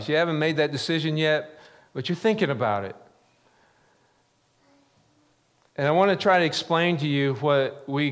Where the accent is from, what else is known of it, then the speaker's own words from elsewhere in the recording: the Ozarks, United States; growing up in the Ozarks